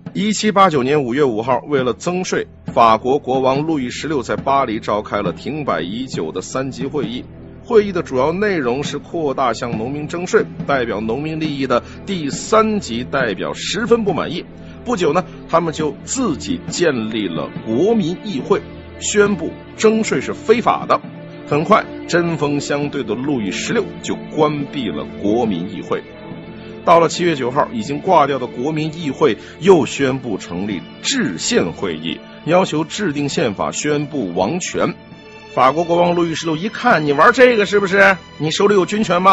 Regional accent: China; 我们中国人

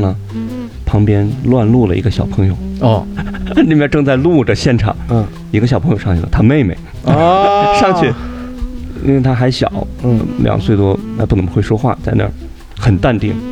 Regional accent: Harbin, Heilongjiang, China; moved away; 我们当时是在老家，我老家在哈尔滨嘛

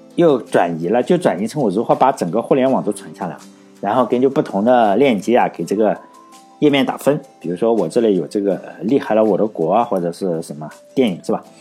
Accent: Laiwu, Shandong, China; 像我老家来五，一个都没有嘛

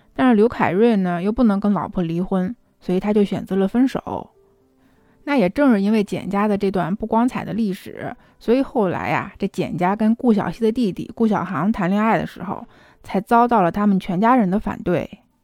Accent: China; 我们中国人

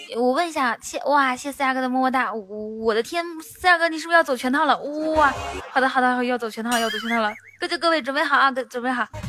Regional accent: near Baotou, Inner Mongolia, China; 内蒙古包头附近

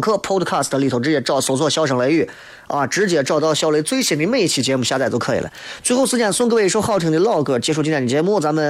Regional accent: Xi'an, Shaanxi, China; 他拉起了西安本土的搞笑，让我们西安人出去宣扬我们本土文化的时候有啥可说？

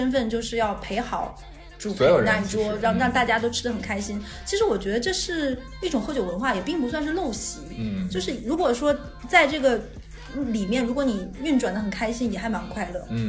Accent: Northeast China, China; 我觉得我们东北人在山东人面前和内蒙古面前是俯首称臣的。

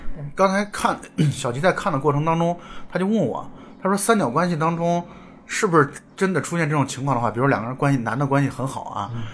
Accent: Shaanxi, China; 我是在陕西，那个时候应该是西安电视台

